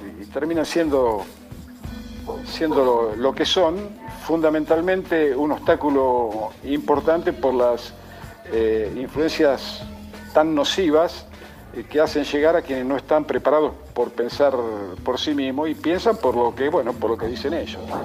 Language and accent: Spanish; Argentina; yo no soy argentino porque elegí nacer aquí